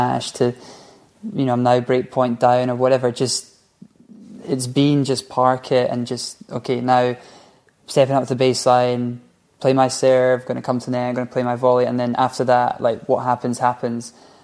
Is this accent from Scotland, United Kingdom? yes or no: yes; Scotland, United Kingdom; we're from Scotland